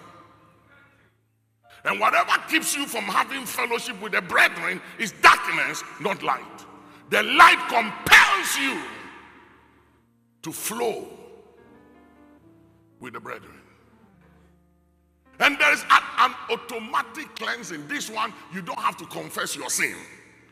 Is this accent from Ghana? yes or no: yes; Ghana; I know why God put me in Ghana, and I'm okay as a Ghanaian